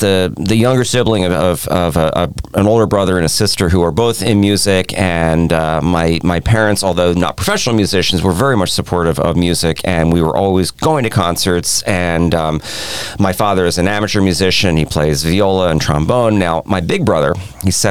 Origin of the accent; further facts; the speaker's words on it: Hatboro, Pennsylvania, United States; also born or lived in Philadelphia; I grew up just outside in Hatboro, out in the suburbs, but I live in Philadelphia right now.